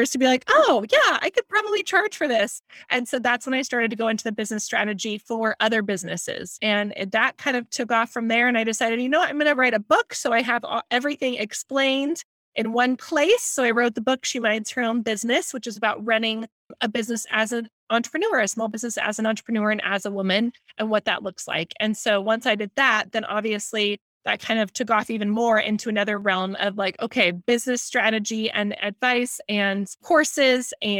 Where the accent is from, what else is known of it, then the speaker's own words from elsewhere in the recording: San Diego, California, United States; I'm in San Diego, California. That's where I'm based out of. And I grew up here in San Diego and absolutely love it